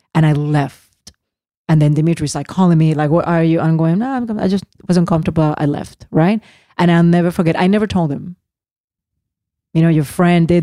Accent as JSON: {"language": "English", "country": "Puerto Rico", "second_language": "English", "moved": "yes", "said": "We are American citizens. And even though we're very much an island and we have our own culture"}